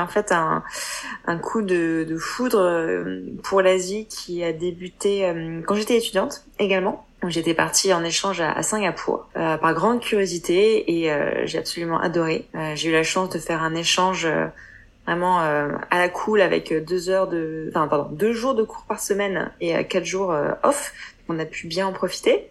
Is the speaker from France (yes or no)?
yes; France; accent: French; moved away as an adult; now in Hong Kong; notre accent français